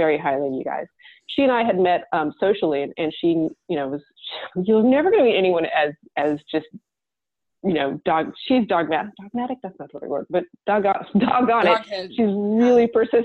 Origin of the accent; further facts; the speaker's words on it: Tulsa, Oklahoma, United States; moved away as an adult; also born or lived in Riverside, California / Los Angeles, California; I grew up in Tulsa, Oklahoma